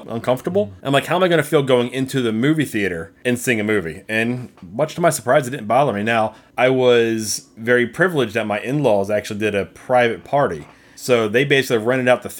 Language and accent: English; New Jersey, United States; moved away as an adult; now in Kentucky, United States; we grew up roughly about an hour from Philly. So kind of right in between Atlantic City and Philly